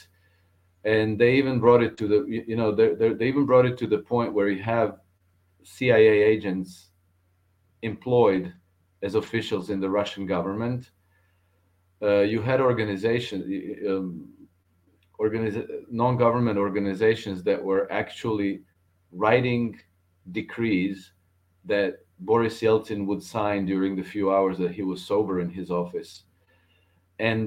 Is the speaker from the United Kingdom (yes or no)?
no; Croatia; former Yugoslavia, I'm from Croatia, but Croatia used to be part of former Yugoslavia